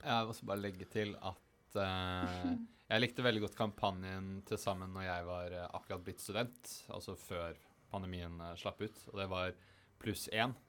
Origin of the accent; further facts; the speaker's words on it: Eastern Norway, Norway; now in Bergen, Norway; som østlending